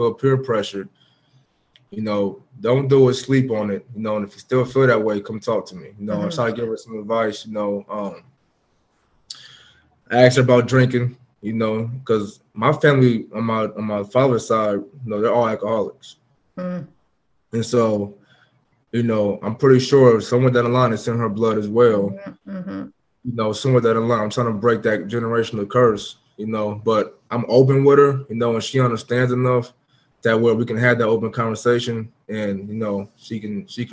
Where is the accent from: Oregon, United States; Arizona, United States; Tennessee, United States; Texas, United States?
Oregon, United States; Portland; moved away as an adult; also born or lived in Jacksonville; now in Houston, United States; I'm from Portland, Oregon